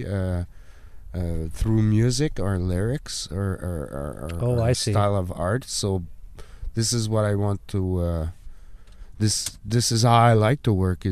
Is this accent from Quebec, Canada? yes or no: yes; Gatineau, Quebec, Canada; I'm native from Hull, but I moved away to Quebec City